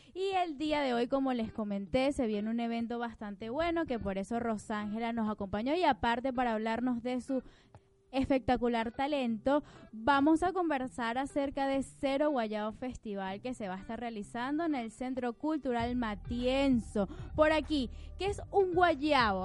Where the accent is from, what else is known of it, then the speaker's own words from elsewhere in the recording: Venezuela; now in Argentina; Ya somos 130 mil venezolanos que ahora estamos acá